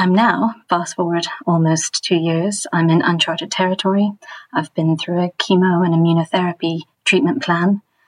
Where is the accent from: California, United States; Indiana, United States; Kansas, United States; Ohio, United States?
California, United States; moved away as an adult; now in London, United Kingdom; I'm 45. I am a mother of three and I live in London. I was raised in the Catholic faith. First in California, but moved to the UK just over 20 years ago.